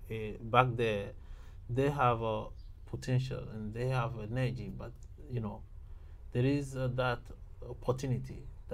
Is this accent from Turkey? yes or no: no; Côte d’Ivoire; moved away as an adult; also born or lived in Benin; now in Japan; I was born in Ivory Coast and grew after about a year, I came to Benin to continue my university there, yes.